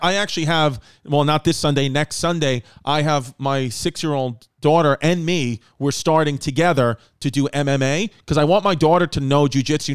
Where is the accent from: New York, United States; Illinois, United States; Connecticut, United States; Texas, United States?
New York, United States; New York City; also born or lived in Staten Island; We grew up in New York.